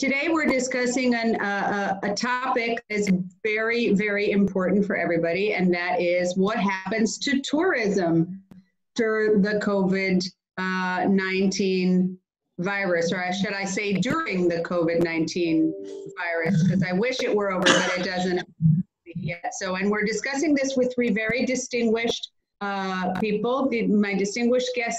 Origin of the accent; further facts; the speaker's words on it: Greece; In Greece, I can't not mention my home country. I am an MEP from Greece